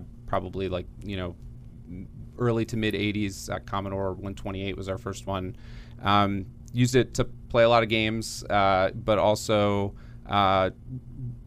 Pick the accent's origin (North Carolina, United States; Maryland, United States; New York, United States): Maryland, United States; Gaithersburg; I grew up in Gaithersburg, Maryland, what's now called North Potomac